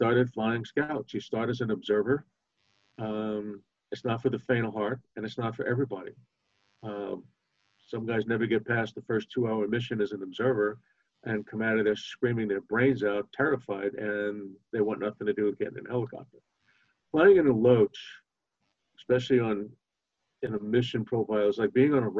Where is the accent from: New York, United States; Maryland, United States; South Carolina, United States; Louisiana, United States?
New York, United States; New York City; I grew up in Brooklyn, New York, in a fairly moderately rough neighborhood